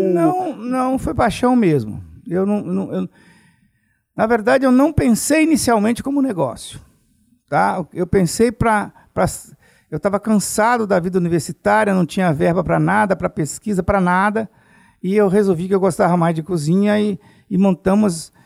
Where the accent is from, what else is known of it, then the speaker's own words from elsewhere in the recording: Alegre, Espírito Santo, Brazil; moved away as an adult; Eu sou de Alegre, né? Do Principado do Alegre